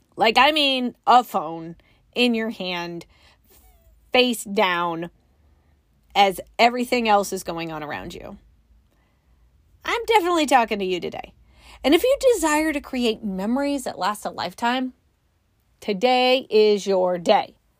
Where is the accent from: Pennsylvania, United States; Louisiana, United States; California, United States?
California, United States; moved away; also born or lived in Midwest; I grew up in California